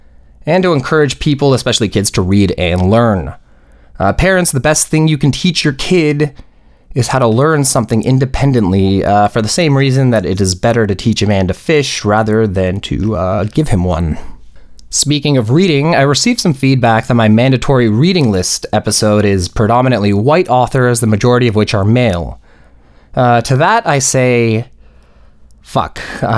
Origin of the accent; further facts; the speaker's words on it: Poland; now in Canada; Also, I grew up in Poland and suburban Canada, which are both, what's the term? White AF.